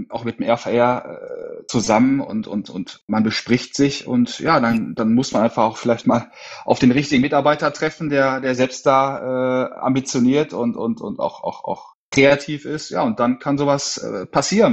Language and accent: German; Essen, North Rhine-Westphalia, Germany; also born or lived in Sauerland; bin aus dem Ruhrpott, aus Essen